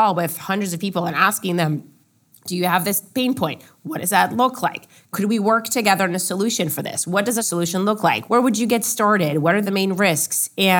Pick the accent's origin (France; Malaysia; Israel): Israel; Growing up in Israel, I was drafted to the Israeli military.